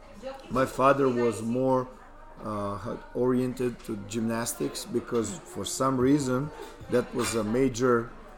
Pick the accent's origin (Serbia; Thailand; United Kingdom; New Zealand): Serbia; Belgrade; English is a second language; moved away as an adult; now in Madrid, Spain; I grew up in New Belgrade. It's Belgrade